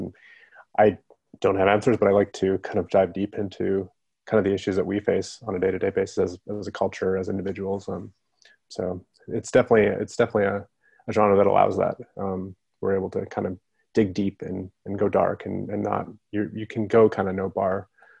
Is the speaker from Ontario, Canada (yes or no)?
no; Calgary, Alberta, Canada; also born or lived in Vancouver; Yeah, I grew up in Canada. I grew up kind of all over. We were a family that moved around a lot, but mostly Calgary, Alberta. And I moved out to Vancouver when I was like 18, 19.